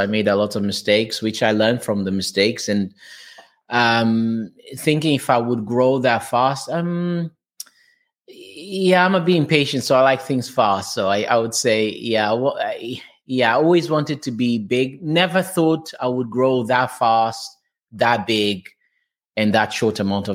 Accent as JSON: {"language": "English", "country": "Portugal", "second_language": "English", "moved": "as an adult", "lives_now": "England, United Kingdom", "said": "I'm from Portugal, as you can hear from my accent. So I came to England. I'm already here around six years now"}